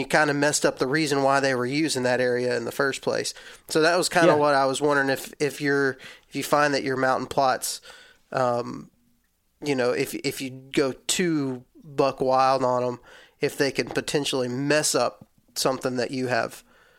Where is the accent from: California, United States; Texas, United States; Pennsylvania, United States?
Texas, United States; I'm from Texas, so this is definitely what people do in Texas.